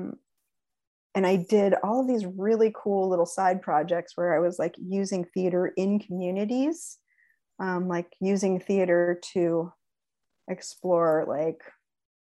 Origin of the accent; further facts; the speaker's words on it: Allentown, Pennsylvania, United States; also born or lived in Bronx, New York; now in Seattle, United States; I grew up in Allentown, Pennsylvania, the majority of my life